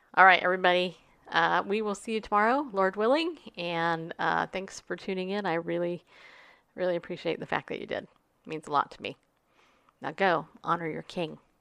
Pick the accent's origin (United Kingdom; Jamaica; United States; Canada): United States; as an American